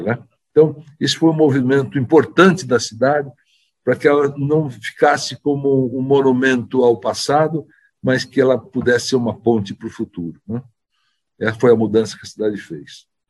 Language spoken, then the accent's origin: Portuguese; São Paulo, Brazil; como paulistanos